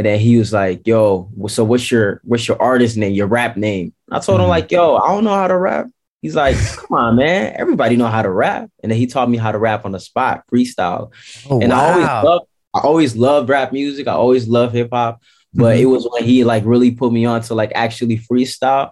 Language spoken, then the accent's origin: English; Amsterdam, North Holland, Netherlands; So you're from Amsterdam? Yes, sir. Born and raised out here